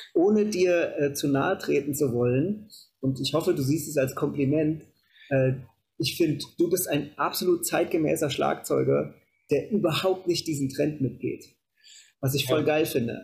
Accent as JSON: {"language": "German", "town": "Kassel", "region": "Hesse", "country": "Germany", "said": "In so einem Musikhaus in Kassel, wo ich herkomme"}